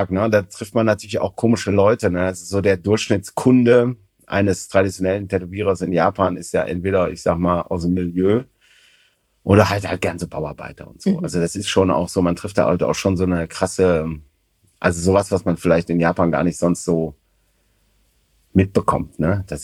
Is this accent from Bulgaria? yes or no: no; Germany; Also tatsächlich oft, äh, also als Deutscher hat man es da ja ganz gut.